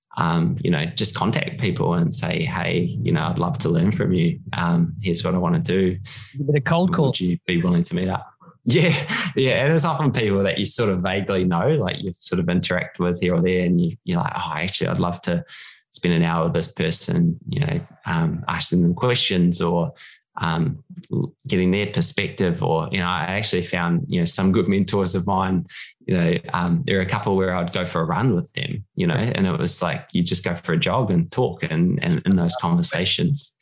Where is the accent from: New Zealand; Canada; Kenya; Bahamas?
New Zealand; moved away as an adult; now in Sutherland Shire, Australia; born and bred in New Zealand. Um, it was uh, did all my schooling there, and then um, cricket brought me to Australia eventually when I was in my early twenties.